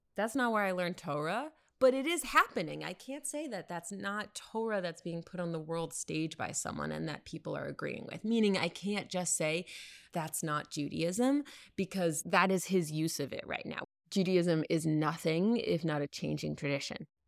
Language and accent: English; United States; American Jews